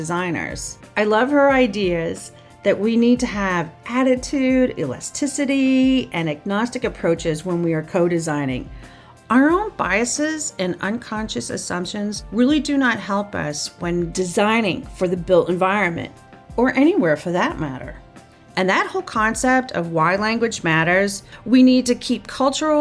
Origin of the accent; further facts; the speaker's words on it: New York City, New York, United States; moved away; I hail from Brooklyn. I lived on Garden Place and Sydney Place growing up as a kid